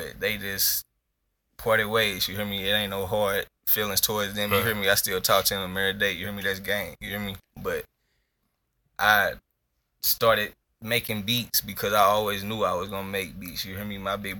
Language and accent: English; Denver, Colorado, United States; I'm from Denver, Colorado, born and raised.